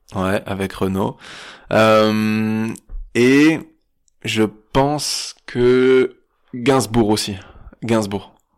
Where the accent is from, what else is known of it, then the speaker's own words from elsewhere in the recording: Nice, Provence-Alpes-Côte d'Azur, France; vers le port par là c'est là où j'ai grandi